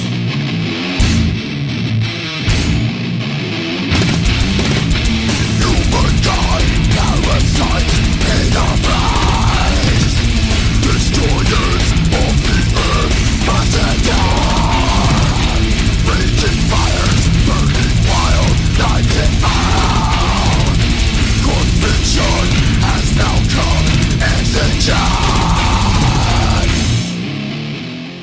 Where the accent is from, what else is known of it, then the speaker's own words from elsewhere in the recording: Suffolk County, Long Island, New York, United States; I'm from Suffolk County, Long Island